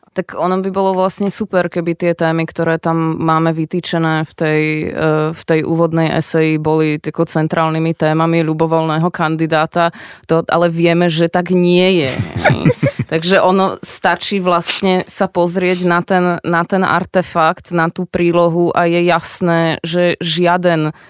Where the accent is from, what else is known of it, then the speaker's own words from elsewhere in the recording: Slovakia; aj ako Slovák